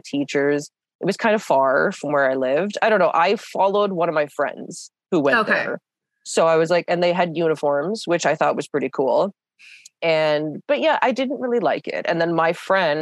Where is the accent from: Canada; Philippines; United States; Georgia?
Canada; I'm typical Canadian